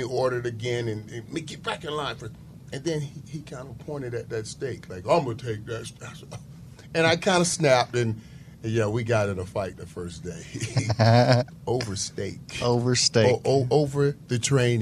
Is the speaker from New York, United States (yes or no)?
no; Fort Lauderdale, Florida, United States; I'm the 15th or 17th kid, so you're growing up in Fort Lauderdale.